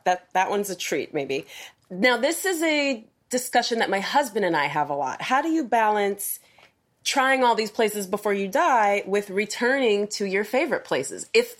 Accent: Ohio, United States; now in Tampa Bay, United States; because I came here in 2005 from Ohio, and I still feel like an outsider.

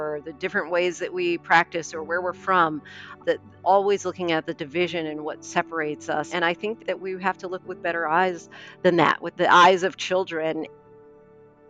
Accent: Moorestown, New Jersey, United States; So I am from South Jersey, from a town called Moorestown

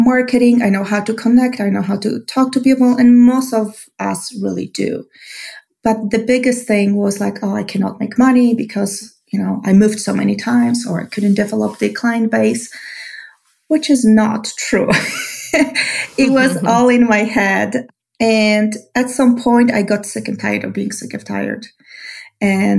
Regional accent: Poland; English is a second language; moved away as an adult; now in Albuquerque, United States; I moved to US 18 years ago. I was born in Poland. I moved here barely knowing English with a master degree in animal science

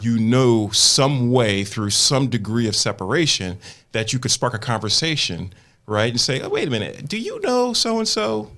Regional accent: Willingboro, New Jersey, United States; my neighborhood in New Jersey where I grew up is becoming like one of the hottest markets where people are trying to flip properties in my hometown

